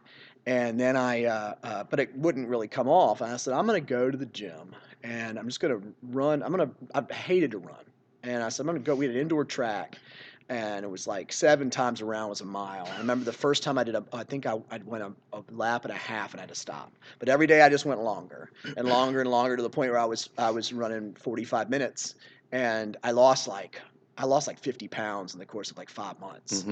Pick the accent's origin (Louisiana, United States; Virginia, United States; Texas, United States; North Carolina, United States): Virginia, United States; Seaford; I grew up in Seaford, which is just down W Boulevard